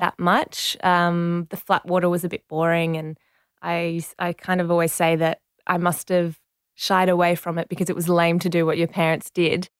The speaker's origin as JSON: {"language": "English", "town": "Penrith", "region": "New South Wales", "country": "Australia", "tie": "born or raised there", "also_born_or_lived": "Marseille, France", "first_language": "French", "second_language": "English", "said": "growing up in Penrith"}